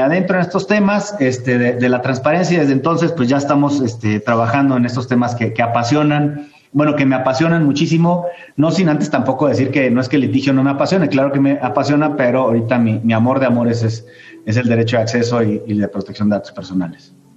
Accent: Mexicali, Baja California, Mexico; soy este, originario de Mexicali, Baja California

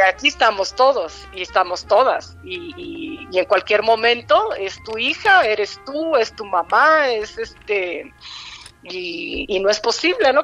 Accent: Mexico; la educación que tenemos, como, como mexicanos, mexicanas

